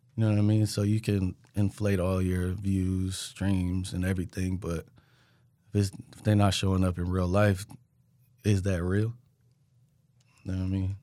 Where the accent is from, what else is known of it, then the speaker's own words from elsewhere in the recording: Richmond, California, United States; moved away as an adult; now in Sacramento, United States; I'm from Richmond